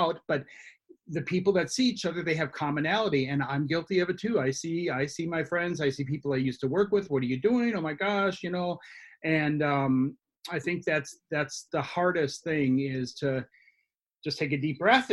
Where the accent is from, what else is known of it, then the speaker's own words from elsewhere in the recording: Minnesota, United States; being Minnesotan